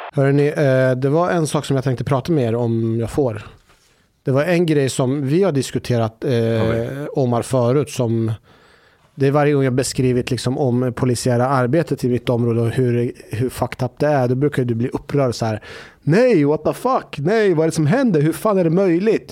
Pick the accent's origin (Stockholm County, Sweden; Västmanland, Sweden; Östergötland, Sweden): Östergötland, Sweden; Norrköping; moved away; hemma i Norrköping